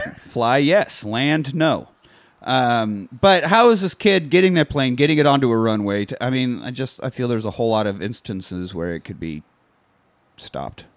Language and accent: English; Kansas, United States; I grew up in Kansas and not Japan